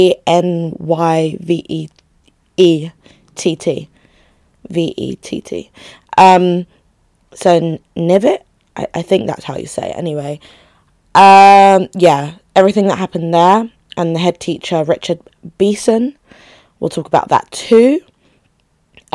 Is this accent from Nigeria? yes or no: yes; Nigeria; now in United Kingdom; That country, my home country